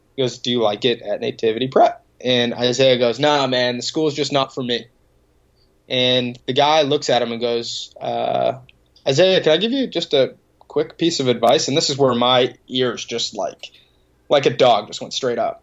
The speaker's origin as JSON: {"language": "English", "town": "Boston", "region": "Massachusetts", "country": "United States", "tie": "born or raised there", "said": "grew up a couple minutes outside the city and uh, went to school in Boston, and now living right in the middle of the city"}